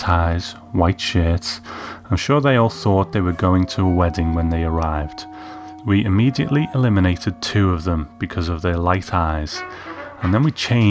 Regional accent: United Kingdom; as a kid growing up in Britain

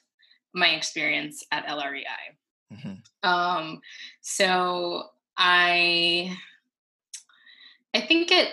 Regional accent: New York City, New York, United States; also born or lived in Cali, Colombia; I grew up in Fort Greene

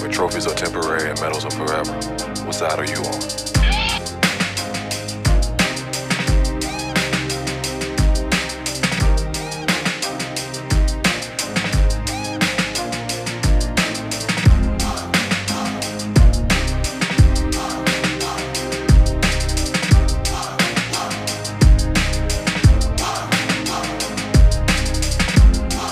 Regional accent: New Orleans, Louisiana, United States; moved away; also born or lived in Texas / Georgia; growing up in Louisiana, New Orleans metro area

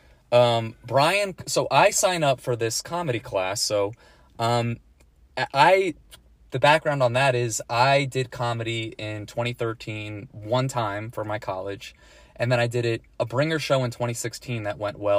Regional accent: Long Island, New York, United States; moved away as an adult; now in Florida, United States; I'm from New York. I'm from Long Island specifically. So I moved to Florida in April of 2021

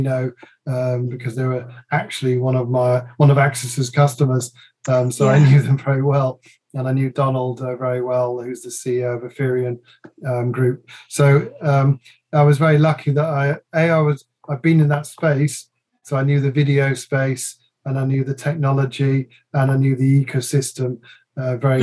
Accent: England, United Kingdom; also born or lived in Dusseldorf; I'm really English, but my mother has put lots of Dutchness

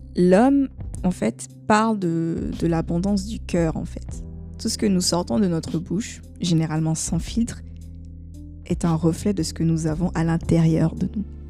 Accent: Côte d’Ivoire; chez nous en Côte d'Ivoire

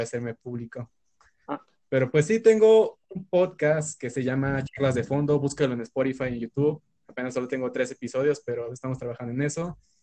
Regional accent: Mexico; soy estudiante universitario mexicano de 20 años

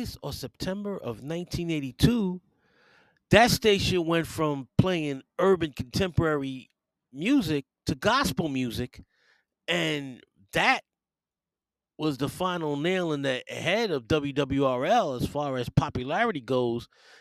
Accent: New York City, New York, United States; growing up in New York City

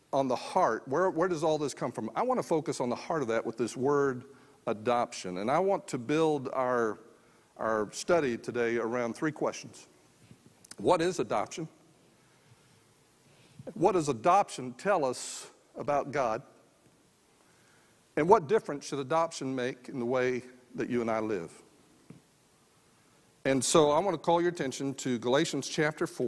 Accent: San Antonio, Texas, United States; I grew up just outside San Antonio, Texas, in a mobile home park

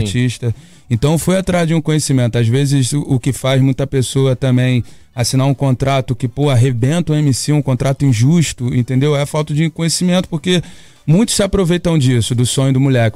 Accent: Niterói, Rio de Janeiro, Brazil; eu venho de Niterói, pô, até de uma área que tem praia também, mas era um pouquinho afastado do centro de tudo

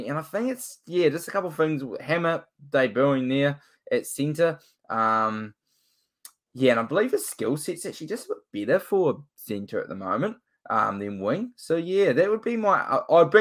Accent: New Zealand; I'm from New Zealand

